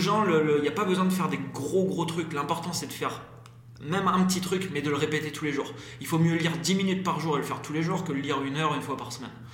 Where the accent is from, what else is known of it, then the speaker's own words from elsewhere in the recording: Brittany, France; moved away as an adult; j'ai quitté la Bretagne euh, parce qu'avant, voilà, j'ai une vie un peu compliquée en Bretagne